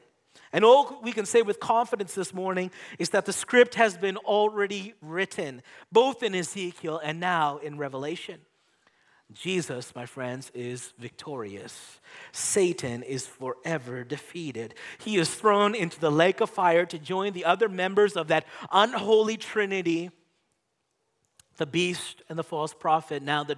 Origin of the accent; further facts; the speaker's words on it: Canada; I was born in Canada.